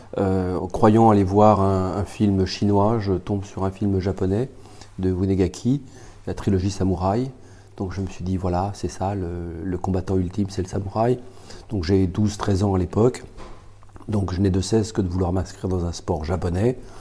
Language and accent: French; France; Je suis français